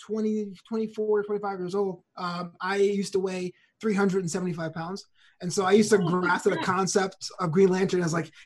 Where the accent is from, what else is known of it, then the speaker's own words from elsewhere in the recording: New York City, New York, United States; I grew up in New York City in Brooklyn with a Caribbean family